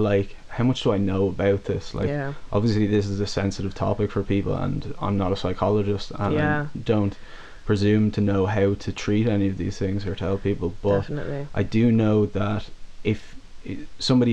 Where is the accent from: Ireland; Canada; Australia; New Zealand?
Ireland; Dublin, Leinster; growing up in Dublin